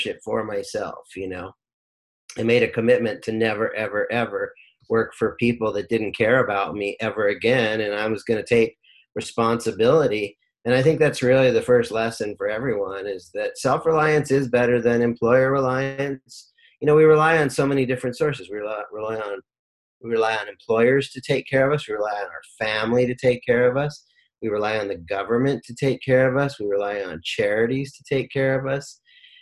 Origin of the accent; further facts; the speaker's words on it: Rancho Cucamonga, California, United States; also born or lived in Lynwood, California / Long Beach, California; when I was about 7 years old, we moved to Rancho Cucamonga, Alta Loma, went to Alta Loma High School, grew up in the Inland Empire